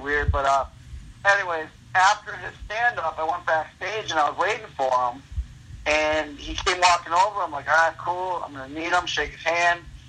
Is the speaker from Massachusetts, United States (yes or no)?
no; Milwaukee, Wisconsin, United States; I'm from Milwaukee and I like to represent